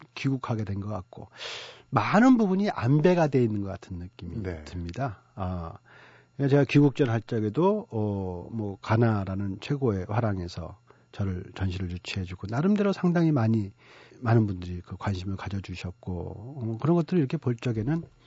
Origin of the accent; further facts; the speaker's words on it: South Korea; moved away as an adult; also born or lived in Dunhuang, China; 내가 한국 사람이라는 생각을 못 하고 살았던 것 같아요.